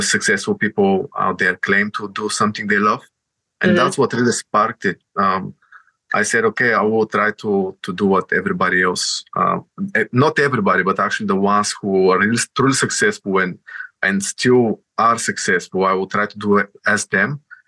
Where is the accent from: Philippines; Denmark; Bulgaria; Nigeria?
Bulgaria; moved away as an adult; now in United Kingdom; I'm coming from Bulgaria, and I'm sort of an immigrant, right? I came here to the UK with 10 euros in my pocket, like on 2014 in September.